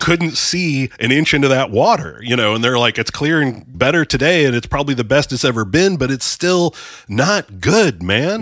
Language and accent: English; Erie, Pennsylvania, United States; moved away; I'm originally from Erie